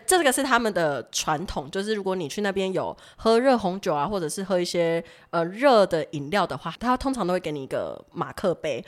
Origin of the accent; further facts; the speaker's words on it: Taiwan; 也不是我们台湾人会喝那种手，手摇饮什么之类